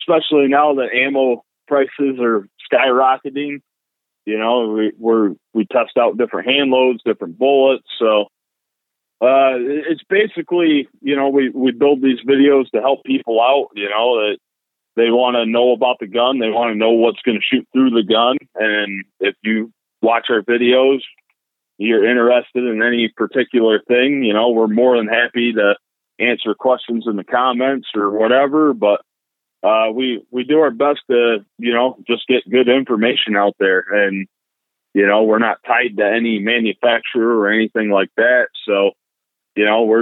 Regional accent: rural New York, United States; basically lived out in rural New York, you know, all my life

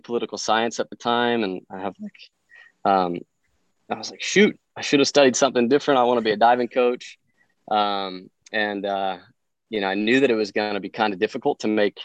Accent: Denver, Colorado, United States; I'm from Denver, so I grew up in that area

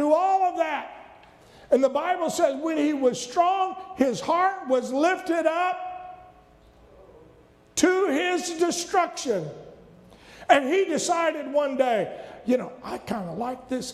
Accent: the South, United States; I was raised in the South.

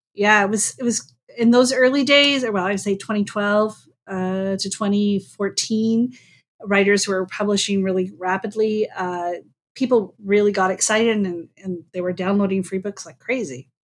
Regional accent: North Dakota, United States; born or raised there

